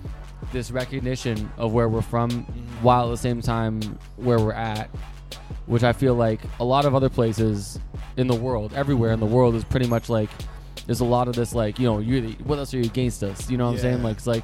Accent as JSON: {"language": "English", "country": "Canada", "said": "yeah, I'm in Canada. So I'm Canadian. I'm also, my background is Persian."}